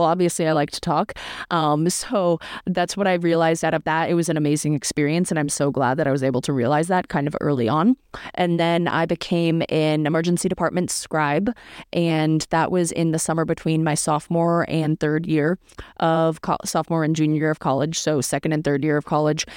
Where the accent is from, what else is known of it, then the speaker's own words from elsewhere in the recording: Northeast US, United States; moved away as an adult; also born or lived in Syracuse, New York; I'm from the Northeast U S, which is cold in the winter, and I grew up there for eighteen years